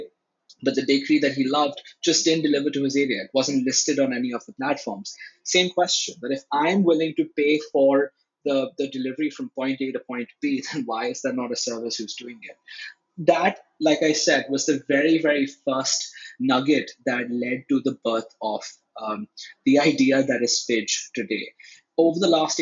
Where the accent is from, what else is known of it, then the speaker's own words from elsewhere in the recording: Delhi, India; We're from Delhi. We're originally from Delhi. Dad went to school here. I went to school here.